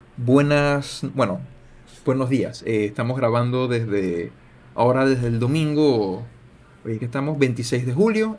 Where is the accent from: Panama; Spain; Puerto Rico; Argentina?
Panama